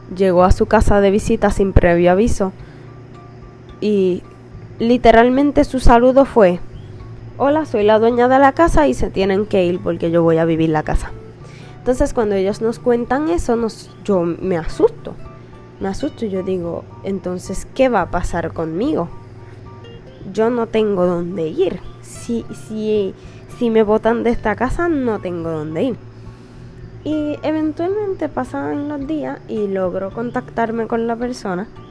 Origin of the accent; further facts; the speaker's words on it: Puerto Rico; soy de Puerto Rico, tengo 21 años